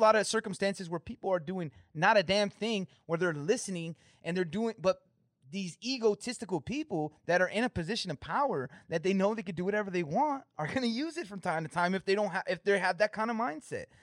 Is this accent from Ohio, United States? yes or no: no; California, United States; moved away as an adult; now in Michigan, United States; I'm from California